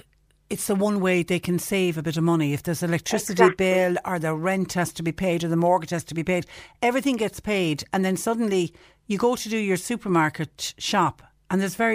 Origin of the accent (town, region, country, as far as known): Ireland